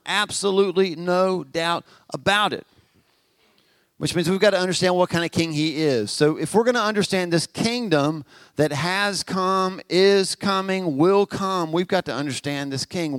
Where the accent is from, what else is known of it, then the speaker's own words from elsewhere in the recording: Albemarle, North Carolina, United States; Albemarle, see ya. I mean, I, I, grew up here.